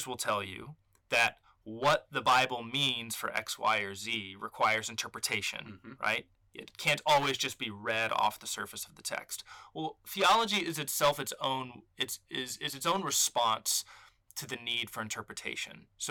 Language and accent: English; Austin, Texas, United States; moved away as an adult; also born or lived in Atlanta, Georgia / New Haven, Connecticut; now in Abilene, United States; I'm from Austin, Texas